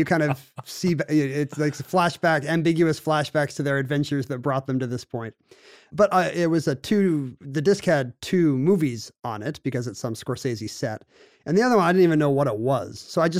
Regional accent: South Korea; Like I grew up in South Korea, and so we would have to go on field trips to the temples and palaces and folk villages

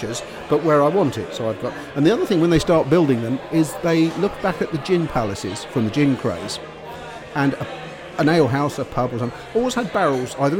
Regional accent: around London, United Kingdom; I was brought up down here around London

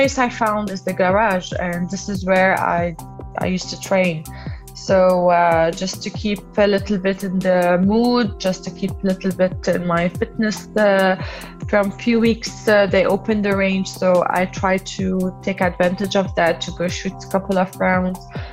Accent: Lebanon; I'm from Lebanon

